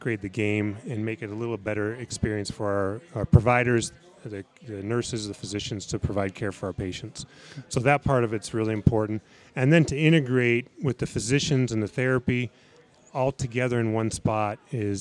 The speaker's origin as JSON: {"language": "English", "town": "Tucson", "region": "Arizona", "country": "United States", "tie": "born or raised there", "also_born_or_lived": "Kingman, Arizona / Logan, Utah", "moved": "as an adult", "lives_now": "Huntsville, United States", "said": "I grew up in Tucson, University of Arizona graduate"}